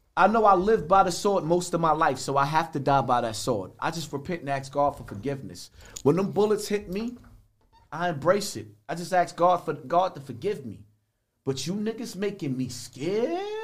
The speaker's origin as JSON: {"language": "English", "town": "New York City", "region": "New York", "country": "United States", "tie": "born or raised there", "said": "from Bronx River"}